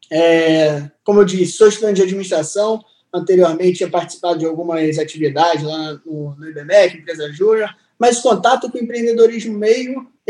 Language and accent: Portuguese; Niterói, Rio de Janeiro, Brazil; moved away as an adult; now in Porto Seguro, Brazil; tenho 22 anos, sou do Rio de Janeiro, de Niterói